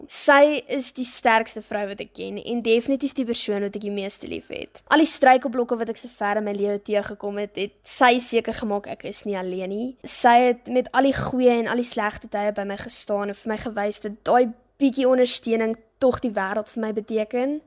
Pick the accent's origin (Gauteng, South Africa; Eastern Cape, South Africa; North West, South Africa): Eastern Cape, South Africa; Graaff-Reinet; also born or lived in Port Elizabeth; Ek is oorspronklik van Port Elizabeth af, maar is al van 2010 af van Graafrenet